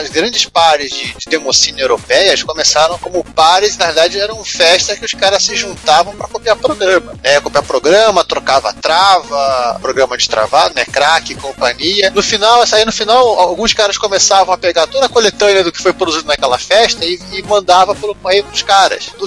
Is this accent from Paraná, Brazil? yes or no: yes; interior of Paraná, Brazil; moved away as an adult; also born or lived in Curitiba, Brazil; vim do interior do Paraná.